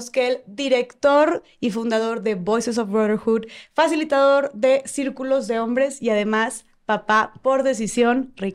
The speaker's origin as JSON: {"language": "Spanish", "town": "Mexicali", "region": "Baja California", "country": "Mexico", "tie": "born or raised there", "said": "Ahí, en ah, Mexicali, justamente."}